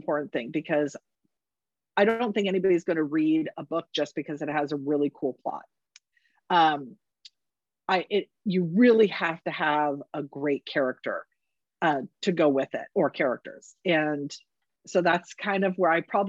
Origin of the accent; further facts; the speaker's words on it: the West, United States; I'm from the West. I'm in Northern California